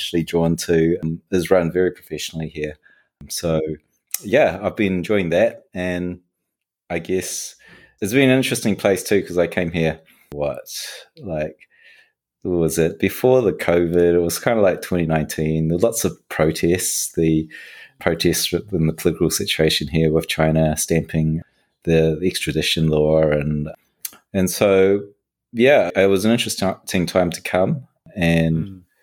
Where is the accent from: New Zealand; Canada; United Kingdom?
New Zealand; moved away; I was raised in New Zealand